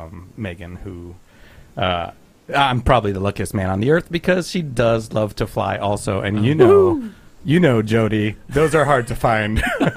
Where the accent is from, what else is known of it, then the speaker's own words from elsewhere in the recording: Texas, United States; accent: Texas; I'll just stick with my Texas accent.